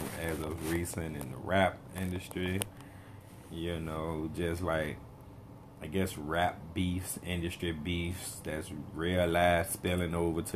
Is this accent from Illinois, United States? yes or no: no; Richmond, Virginia, United States; I'm from Richmond, Virginia, East End of Richmond, Churchill